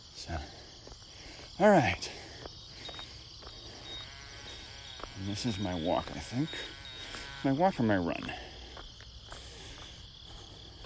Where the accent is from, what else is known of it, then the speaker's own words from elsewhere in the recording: New York, United States; moved away; growing up in New York